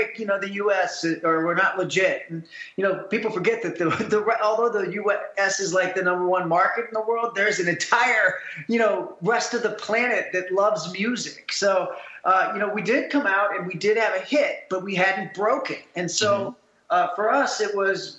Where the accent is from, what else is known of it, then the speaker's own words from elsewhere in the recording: Ohio, United States; we're also from the Midwest in Ohio, where classic rock was the rage